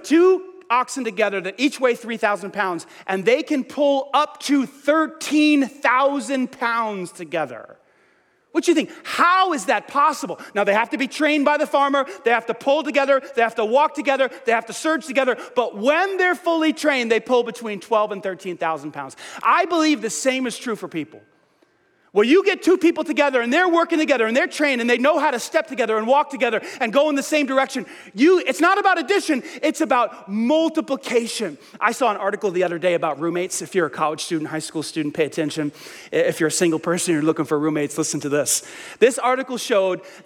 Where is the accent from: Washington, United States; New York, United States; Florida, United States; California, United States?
New York, United States; moved away; I grew up in New York